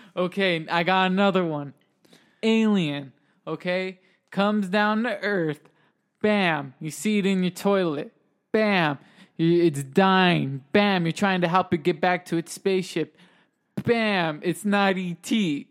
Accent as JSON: {"language": "English", "country": "United States", "said": "where we're from, we're from America"}